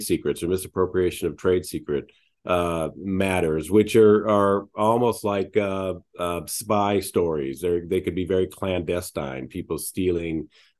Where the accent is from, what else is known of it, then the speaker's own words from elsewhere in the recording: Alaska, United States; moved away; also born or lived in New York / Japan; I was born in Alaska